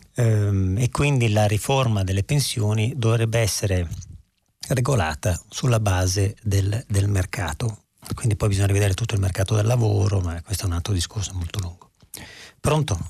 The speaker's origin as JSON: {"language": "Italian", "town": "Verona", "region": "Veneto", "country": "Italy", "tie": "born or raised there", "said": "io sono di Verona"}